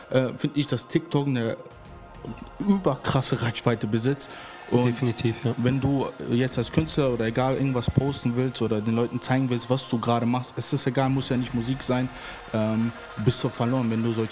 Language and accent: German; Bochum, North Rhine-Westphalia, Germany; also born or lived in Novi Sad, Serbia; ja, also ich bin geboren in Novi Sad. Ähm, und kam, ich glaube, ich war ein paar, paar, Monate alt, äh, direkt dann nach Deutschland, bin in Bochum aufgewachsen